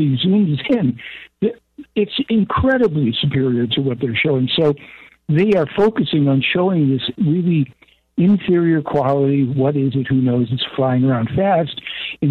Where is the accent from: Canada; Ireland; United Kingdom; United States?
United States; Chicago, Illinois; as a child growing up in Chicago